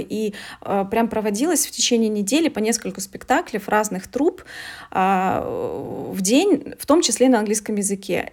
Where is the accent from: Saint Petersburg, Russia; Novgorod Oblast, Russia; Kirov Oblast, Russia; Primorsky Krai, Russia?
Novgorod Oblast, Russia; Veliky Novgorod; я из Великого Новгорода, здесь 200 тысяч э, ну, населения